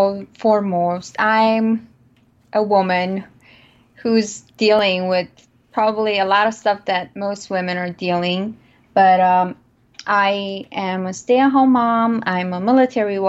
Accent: Romania; moved away as an adult; now in United States; I am an immigrant who was not born and raised in the U.S. I was born in Romania, and I actually came to the U.S. about almost 15 years ago.

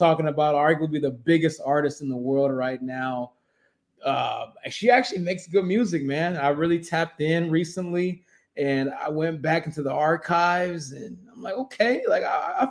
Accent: Kansas City, Missouri, United States; I'm from that city. I'm from Kansas City.

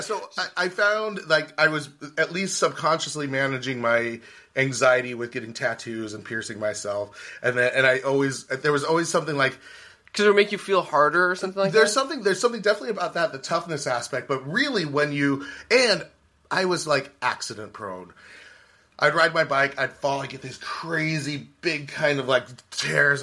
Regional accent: California, United States; I was born in California

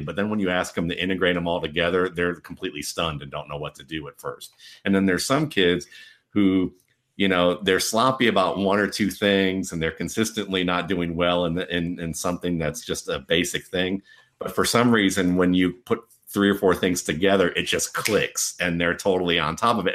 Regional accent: Cleveland, Ohio, United States; when I grew up in Cleveland

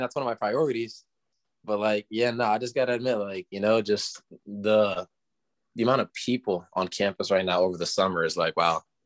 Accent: Florida, United States; moved away; I'm from Florida

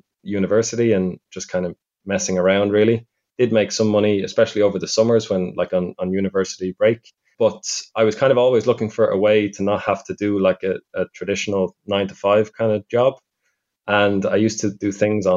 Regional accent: Ireland; now in Budapest, Hungary; I'm from Ireland, although currently living in Budapest.

